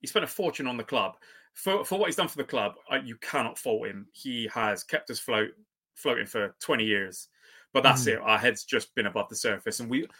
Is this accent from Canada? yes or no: yes; Canada; Yeah. I'm so Canadian.